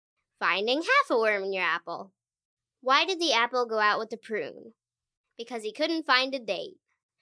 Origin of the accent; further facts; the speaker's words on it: Kissimmee, Florida, United States; I'm from Kissimmee, Florida.